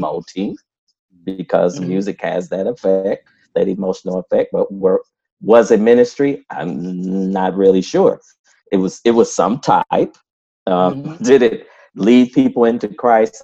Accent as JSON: {"language": "English", "town": "Flint", "region": "Michigan", "country": "United States", "tie": "born or raised there", "also_born_or_lived": "Lincoln, Illinois", "moved": "yes", "said": "I was actually born in little people don't know that little town Lincoln, Illinois, but I grew up in Flint, Michigan"}